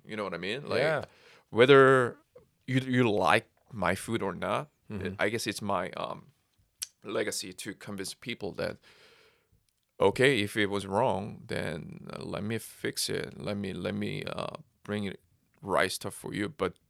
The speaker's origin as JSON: {"language": "English", "region": "California", "country": "United States", "said": "I'm from California. I'm not from Texas"}